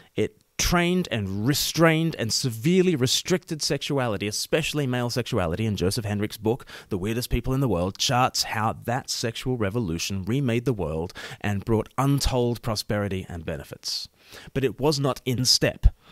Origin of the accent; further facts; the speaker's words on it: Australia; moved away; I myself am an ordained minister in the Church of England, but I'm Australian